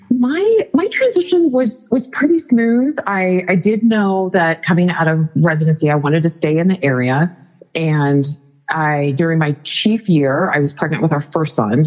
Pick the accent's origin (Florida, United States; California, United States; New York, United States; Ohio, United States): California, United States; Northern; moved away as an adult; also born or lived in Arizona; I was born in Arizona really grew up in Northern California